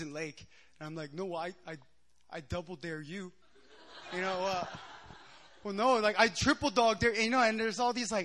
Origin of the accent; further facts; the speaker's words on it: Philadelphia, Pennsylvania, United States; moved away as an adult; now in South Korea; I'm a Korean American. I grew up in the States in Philadelphia.